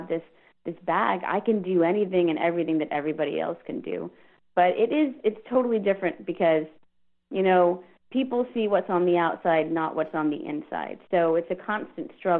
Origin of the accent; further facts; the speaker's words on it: Houston, Texas, United States; also born or lived in Virginia; I was in Virginia, and I'm from Houston